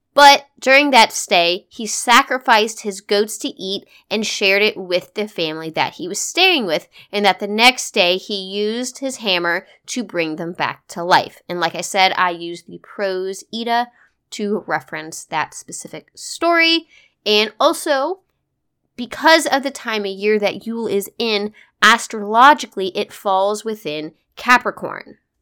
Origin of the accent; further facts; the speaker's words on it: United States; as an American who has very limited experience with Northern European and Scandinavian traditions